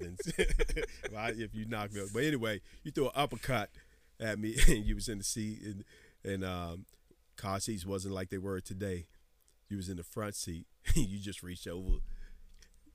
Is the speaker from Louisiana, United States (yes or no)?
no; Washington, District of Columbia, United States; I grew up in Anticosti